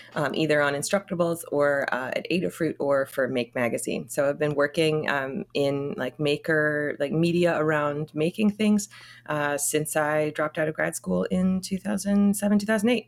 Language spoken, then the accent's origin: English; Connecticut, United States; also born or lived in Florida; now in New York, United States; parents moved when I was eight months old to Connecticut, so I was raised primarily